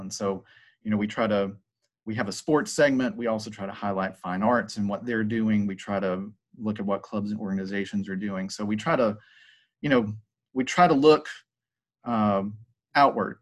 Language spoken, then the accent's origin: English; Hiram, Georgia, United States; also born or lived in Southern California; I'm actually from Paulding County. I, I graduated from Paulding County High School. Uh, I grew up in Hiram